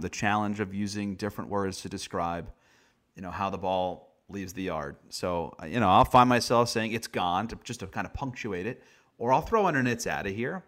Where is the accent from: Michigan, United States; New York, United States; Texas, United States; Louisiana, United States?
New York, United States; growing up in New York